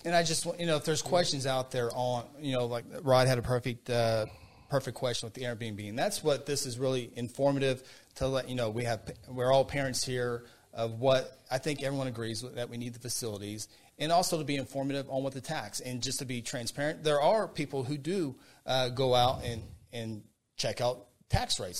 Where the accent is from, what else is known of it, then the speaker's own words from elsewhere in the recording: Guthrie, United States; Guthrie, a place where I grew up, a place I was born